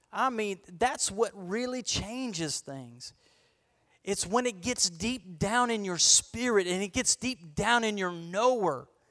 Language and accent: English; Florida, United States; I'm a boy from Florida